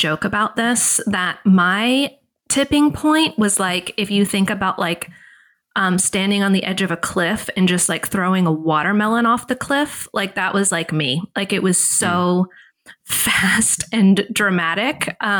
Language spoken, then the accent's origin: English; the South, United States; which I'm from the South. So if you're not from the South, it's like, you know, parents send their kids to a week long, you know, Bible day camp, essentially.